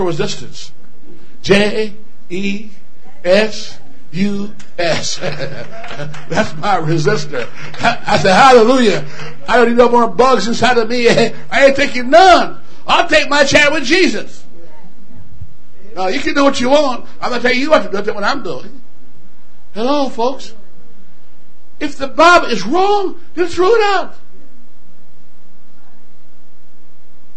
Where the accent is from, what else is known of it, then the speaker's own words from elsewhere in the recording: Alberta, Canada; I'm from Alberta